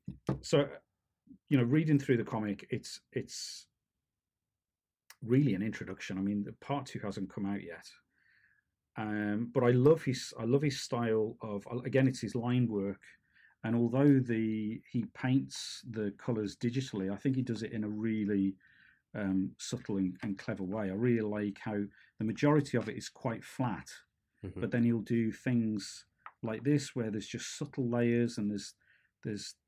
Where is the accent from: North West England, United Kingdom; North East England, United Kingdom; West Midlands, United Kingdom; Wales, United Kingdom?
West Midlands, United Kingdom; near Stourbridge; originally from Stourbridge in the West Midlands, which is a stone's throw from where I grew up